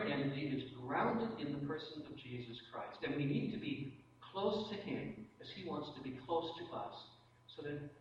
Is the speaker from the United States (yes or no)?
no; Canada; I'm a Canadian